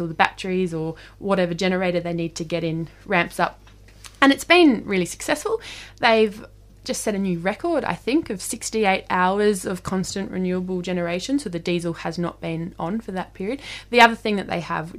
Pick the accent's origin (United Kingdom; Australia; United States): Australia; Darwin, Northern Territory; moved away; I'm originally from Darwin